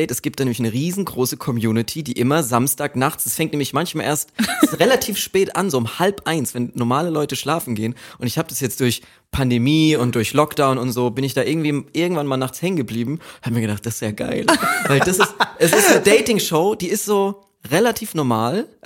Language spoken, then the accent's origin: German; Austria; ich komme irgendwie da aus Österreich und so